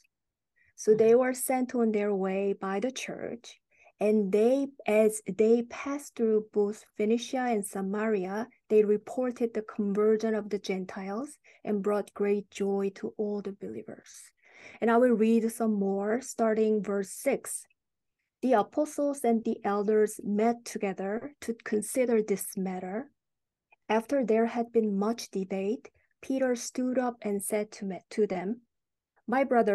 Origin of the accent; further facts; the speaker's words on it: South Korea; moved away; I'm originally from South Korea.